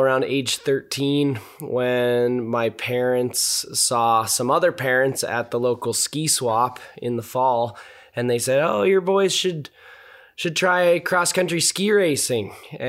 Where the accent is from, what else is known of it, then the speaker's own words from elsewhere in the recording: Boulder, Colorado, United States; Yeah, so I grew up in Boulder, Colorado, which is kind of rare these days to actually be born there.